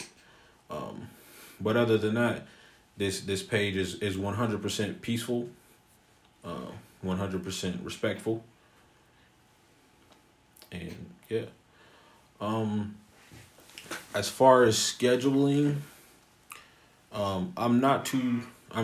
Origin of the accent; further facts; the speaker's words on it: Columbus, Ohio, United States; I am born and raised in Columbus, Ohio.